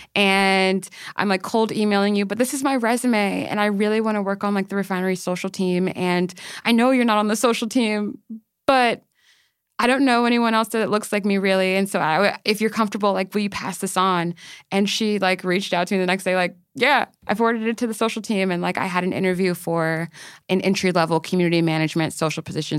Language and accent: English; Maryland, United States; moved away as an adult; now in New York, United States; I am from Maryland. I have, I moved to New York, like, about two, three years ago